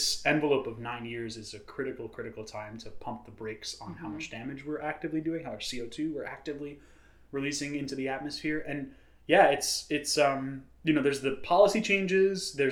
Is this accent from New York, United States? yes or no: yes; New York City, New York, United States; when I was a kid growing up in New York City